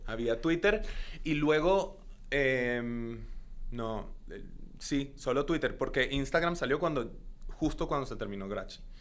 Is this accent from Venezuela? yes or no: yes; Caracas, Capital District, Venezuela; first language Spanish; moved away as an adult; now in Los Angeles, United States; yo nací en Caracas, Venezuela hace ya muchos años. Eh, y eh, pues crecí en, Caracas, eh, viví en, Venezuela hasta los 19 años que me mudé a Estados Unidos